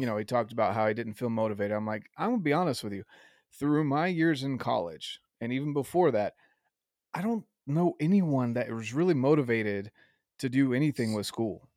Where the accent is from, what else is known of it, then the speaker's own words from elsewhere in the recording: the South, United States; I was raised in the South